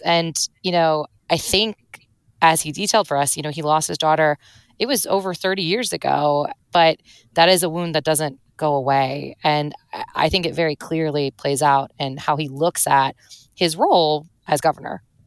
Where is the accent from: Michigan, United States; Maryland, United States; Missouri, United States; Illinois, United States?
Missouri, United States; St. Louis; moved away; I'm from Saint Louis, Missouri